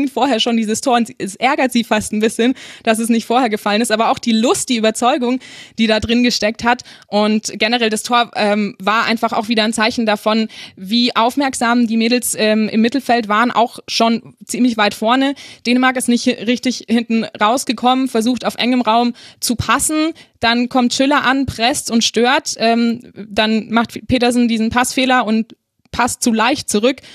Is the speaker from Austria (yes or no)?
yes; Austria; wenn ich das als Österreicher so sagen darf.